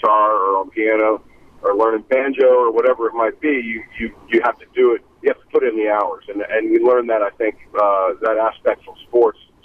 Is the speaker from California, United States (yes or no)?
no; suburbs of Washington, D.C. in Maryland, United States; moved away as an adult; now in South Carolina, United States; I'm from the suburbs of Washington, D.C. in Maryland, and then I moved to South Carolina in 1985, 89, in that area when I was at college.